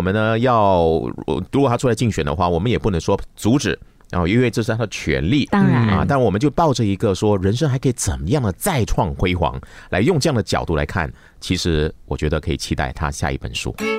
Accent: Malaysia; 我们马来西亚

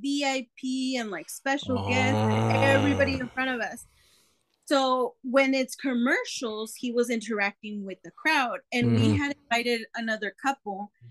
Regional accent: San Diego, California, United States; we're from San Diego

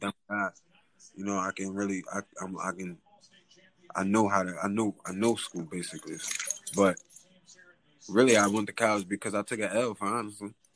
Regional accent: Philadelphia, Pennsylvania, United States; I'm from West Philly, West Philadelphia

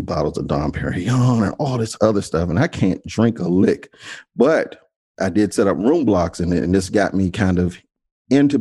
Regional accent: Washington, District of Columbia, United States; I grew up in the Washington, D.C. area, born and raised Washington, D.C. native.

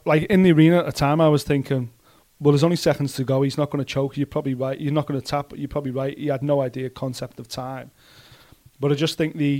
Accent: Liverpool, North West England, United Kingdom

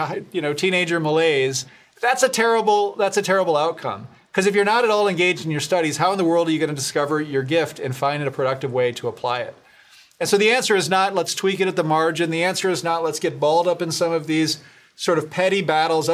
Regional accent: Grand Rapids, Michigan, United States; I was from Grand Rapids. I benefited from this kind of an education from a great program in Grand Rapids, Stepping

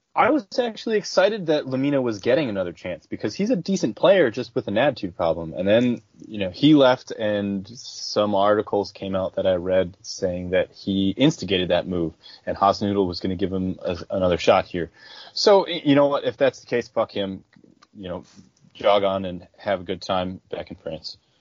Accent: outside of Buffalo, New York, United States; I grew up outside of Buffalo

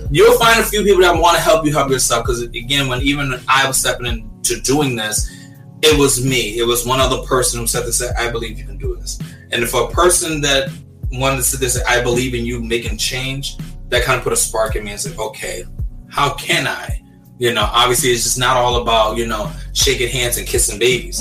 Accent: New York City, New York, United States; I'm from Brooklyn, New York, born and raised

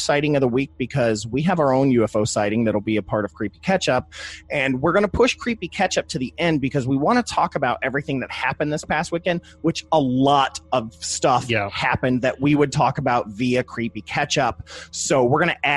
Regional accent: Ohio, United States; I'm from Ohio

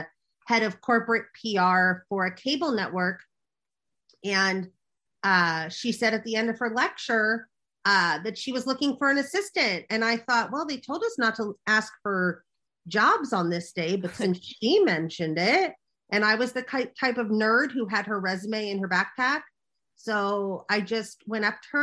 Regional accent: Los Angeles, California, United States; also born or lived in New York; I grew up in Los Angeles, or Hollywood, so to speak

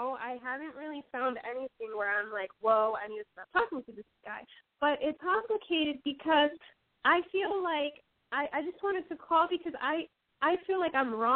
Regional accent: Puerto Rico; also born or lived in Key West, Florida; I was born in Key West, Florida, but raised here in Puerto Rico

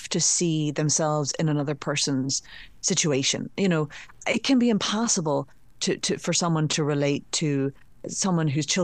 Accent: Northern Ireland, United Kingdom; accent: Northern Ireland; so now it takes quite an expert ear to pick out Northern Ireland.

